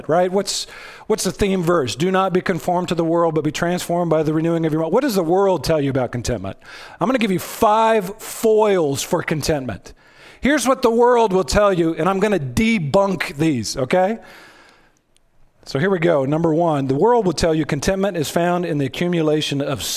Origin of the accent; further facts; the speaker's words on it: United States; We're Americans.